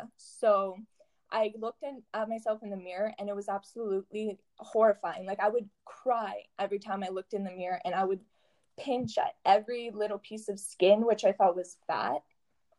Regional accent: Sudbury, Ontario, Canada; I'm from Sudbury, Ontario

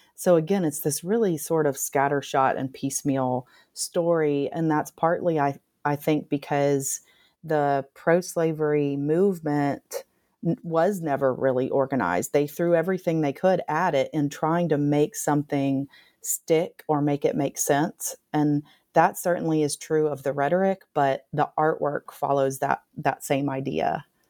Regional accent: Nashville, Tennessee, United States; moved away as an adult; now in Tuscaloosa, United States; growing up in Nashville, Tennessee

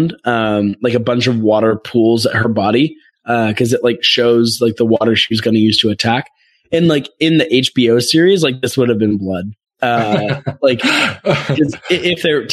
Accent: United States; I feel like I have Simone Biles pride as an American

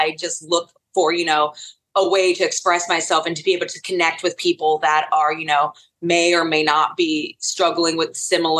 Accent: North Carolina, United States; And I spent a really long time being a part of the local scene

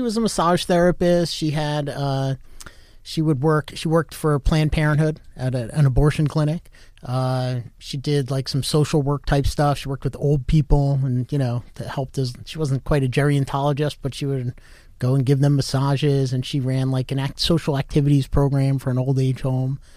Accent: Westfield, New Jersey, United States; moved away as an adult; also born or lived in New York; now in Florida, United States; I grew up in North Jersey, uh, town called Westfield, so about a half hour from Manhattan

